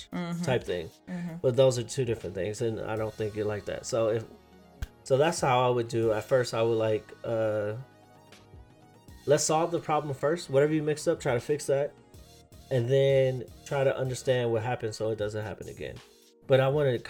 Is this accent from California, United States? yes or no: yes; California, United States; we were raised in California